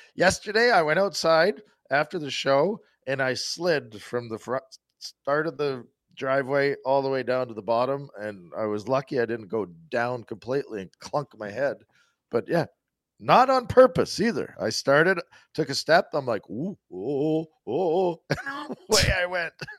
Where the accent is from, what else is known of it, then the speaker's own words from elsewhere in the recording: Saskatchewan, Canada; growing up in Saskatchewan